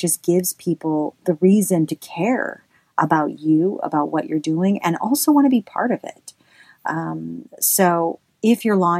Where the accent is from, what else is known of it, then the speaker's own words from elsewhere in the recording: the South, United States; accent: Southern; I should say this in my southern accent